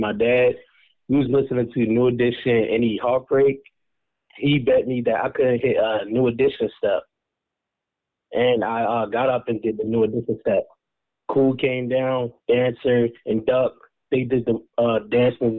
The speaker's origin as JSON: {"language": "English", "town": "Baltimore", "region": "Maryland", "country": "United States", "moved": "as an adult", "lives_now": "Georgia, United States", "said": "We originated from Baltimore, Maryland, and then we currently live in Georgia"}